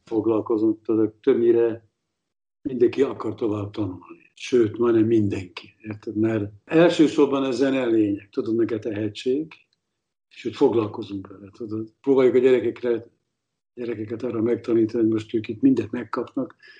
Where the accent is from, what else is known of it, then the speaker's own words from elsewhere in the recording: Salgótarján, Nógrád, Hungary; moved away as an adult; now in Berlin, Germany; az én Salgóteremből jövök